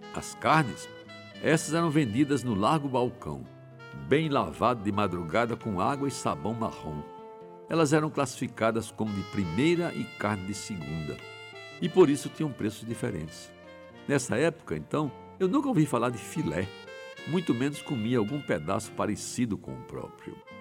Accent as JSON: {"language": "Portuguese", "town": "João Pessoa", "region": "Paraíba", "country": "Brazil", "tie": "born or raised there", "said": "cresci em Jaguarime"}